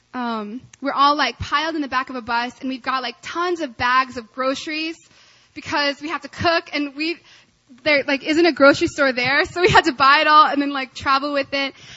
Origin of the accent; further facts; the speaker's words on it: Arkansas, United States; I grew up in Arkansas